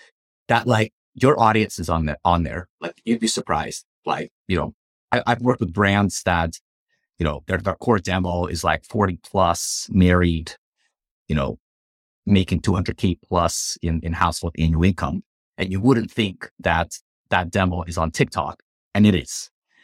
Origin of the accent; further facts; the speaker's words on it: Ukraine; I'm originally from Ukraine. I believe you are as well. So it hit very close to home.